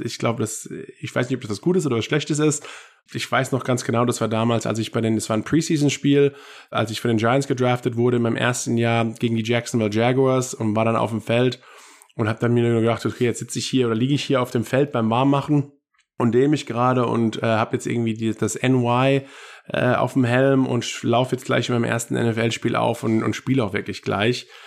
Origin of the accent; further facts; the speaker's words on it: Germany; in meinem Heimatland Deutschland